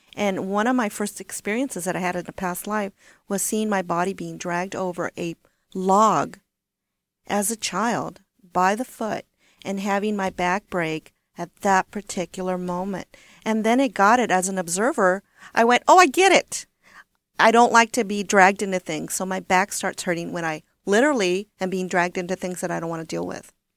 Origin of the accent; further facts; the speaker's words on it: Corpus Christi, Texas, United States; also born or lived in Washington State; now in Washington, United States; I'm from South Texas. I'm from Corpus Christi